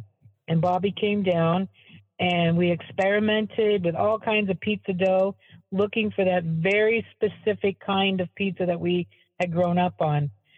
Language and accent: English; Sioux City, Iowa, United States; moved away as an adult; also born or lived in Luther, Oklahoma; now in Arcadia, United States; This little place in Morningside, where we grew up in Sioux City, Iowa